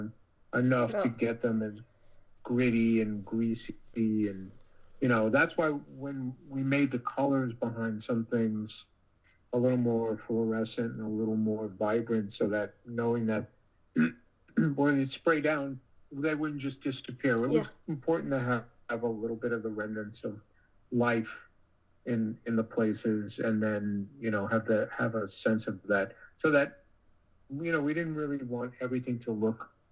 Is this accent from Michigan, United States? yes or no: no; New York, United States; I grew up in New York